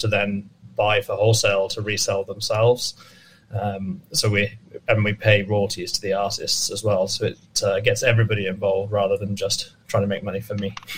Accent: England, United Kingdom; moved away as an adult; also born or lived in North Dakota; now in United States; despite my accent and me being from England, I actually uh, have been living in America for the last six years.

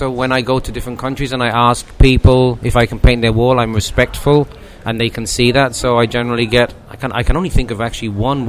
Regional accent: Ireland; now in London, United Kingdom; I'm originally from Ireland. But I've lived away from there most of my life, so my accent is so bad now that even people in Ireland don't know that I'm from there.

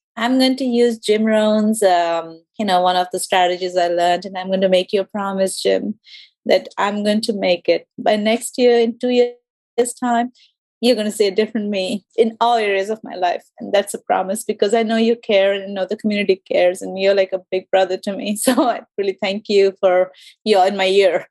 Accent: India; first language English; moved away as an adult; now in Georgia, United States; I'm from India

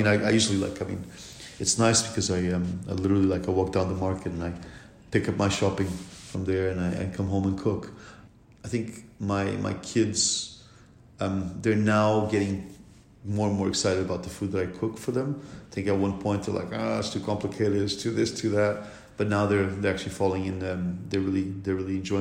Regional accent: Lisbon, Portugal; moved away; Lisbon, my hometown

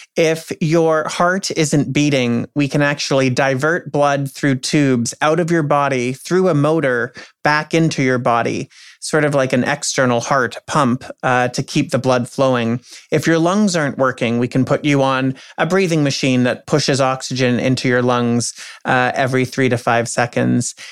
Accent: Canada; also born or lived in United States; as a Canadian

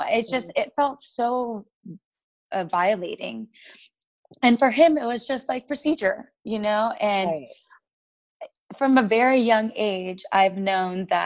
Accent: San Diego, California, United States; moved away; also born or lived in Salt Lake City; My parents are Colombian and Mexican, but we grew up in San Diego

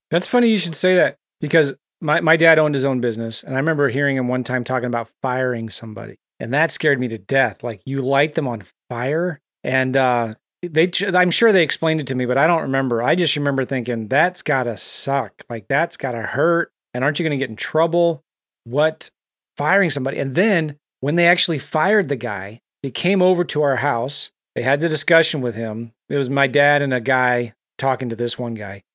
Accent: San Diego, California, United States; I grew up in San Diego

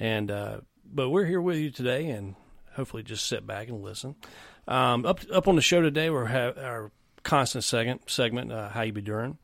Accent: South Carolina, United States; I'm from South Carolina, too

